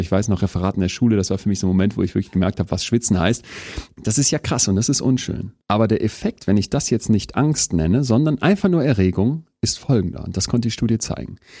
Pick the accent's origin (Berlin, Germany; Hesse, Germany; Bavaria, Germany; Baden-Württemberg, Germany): Berlin, Germany; also born or lived in Münster / Spain / Istanbul / Toulouse; bin ich natürlich auch viel mehr Berliner und Münsteraner als irgendwie jetzt, weiß ich nicht, ähm, Bayer